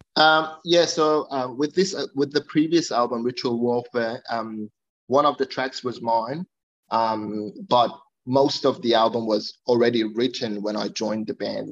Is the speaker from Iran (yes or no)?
yes; Iran; now in Australia; I'm originally from Iran